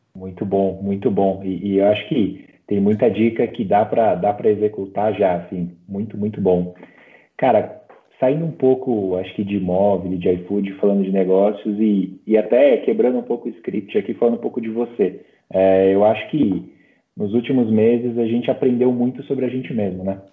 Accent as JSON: {"language": "Portuguese", "country": "Brazil", "said": "como brasileiro"}